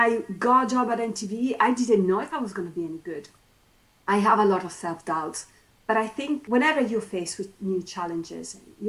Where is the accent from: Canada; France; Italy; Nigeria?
Italy; English is a second language; moved away as an adult; now in United Kingdom; somebody who came from Italy, you know, coming to the UK was my very first time abroad